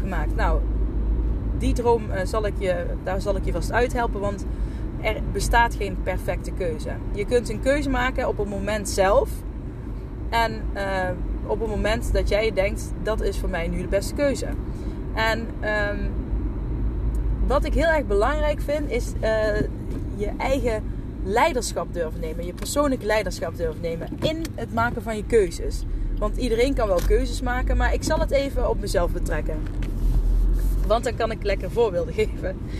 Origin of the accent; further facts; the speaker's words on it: Asten, North Brabant, Netherlands; also born or lived in Deurne; ik ben geboren in uh, Deurne, waar ik nu woon. En ik ben opgegroeid in Asten